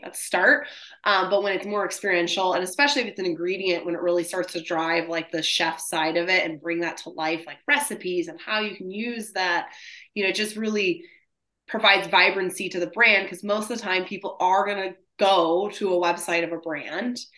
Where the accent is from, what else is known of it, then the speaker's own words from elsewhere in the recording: Michigan, United States; I'm from Michigan too.